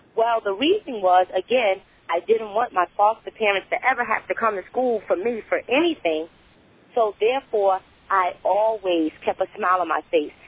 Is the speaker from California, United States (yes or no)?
no; North New Jersey, United States; moved away; I was born and raised in North New Jersey, so um, I, I go back there a lot